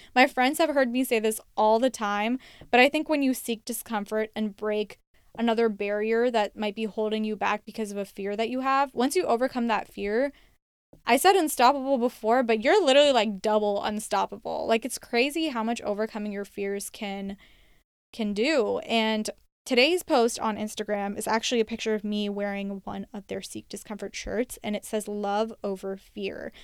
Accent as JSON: {"language": "English", "country": "United States", "tie": "born or raised there", "said": "I was born and raised in the United States"}